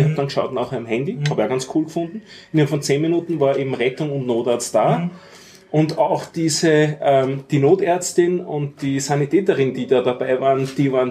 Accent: Austria; Ich hatte einen Erste-Hilfe-Kurs ja.

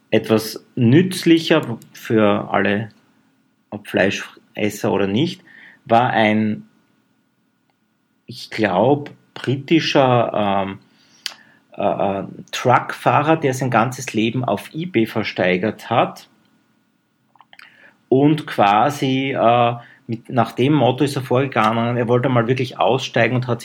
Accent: Graz, Styria, Austria; Das bringe ich als Grazer immer ein bisschen durcheinander.

